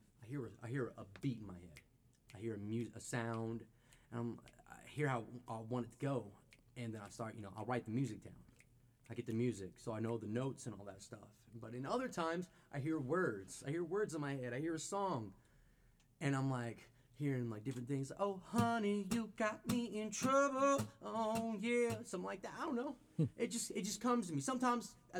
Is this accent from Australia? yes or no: no; Abingdon, Virginia, United States; now in Bristol, United States; I'm from Abingdon, originally, born and raised. Born and raised in Abingdon. I live in Bristol now.